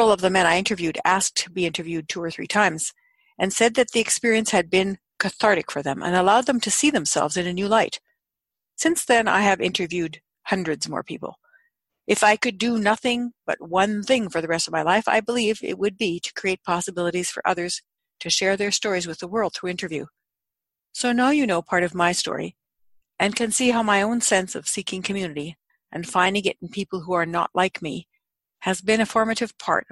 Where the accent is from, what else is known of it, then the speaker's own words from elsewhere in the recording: Canada; I was born in Canada